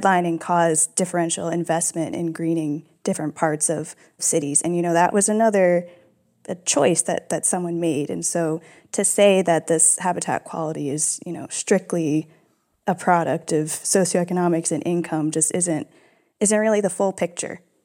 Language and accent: English; United States; I'm American, I am mixed race